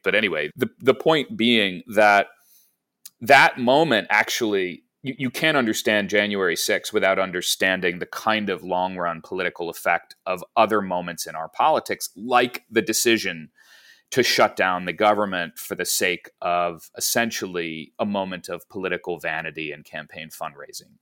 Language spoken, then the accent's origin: English; Chicago, Illinois, United States; Chicago's a huge piece of my family history. We're from Chicago, and I worked at the Chicago Tribune for, for nine years